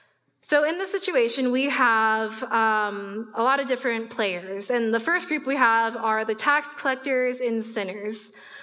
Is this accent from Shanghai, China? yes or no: no; Guangzhou, Guangdong, China; born there; So I was born in the Ponyan district of a city called Guangzhou, which is just north of Hong Kong.